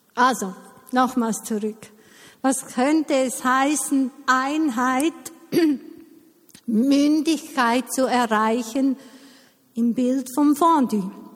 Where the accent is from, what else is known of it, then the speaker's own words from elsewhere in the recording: Eastern Switzerland, Switzerland; ich bin in der Ostschweiz aufgewachsen